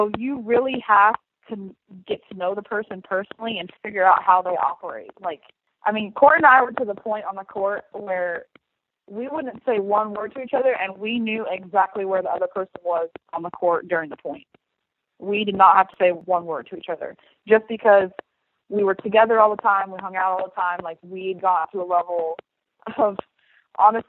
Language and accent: English; Indianapolis, Indiana, United States; I'm from Indianapolis, Indiana.